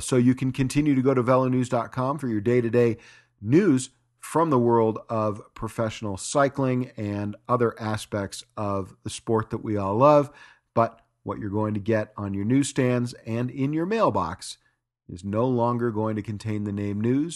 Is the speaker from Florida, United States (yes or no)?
no; Los Angeles, California, United States; moved away as an adult; now in Park City, United States; Los Angeles is my hometown. I've only been here in Park City, Utah for four years